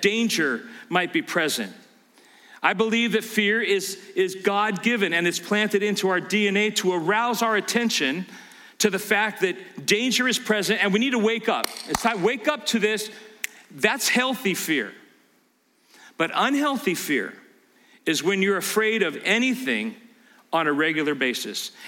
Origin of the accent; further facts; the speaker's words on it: California, United States; I grew up in California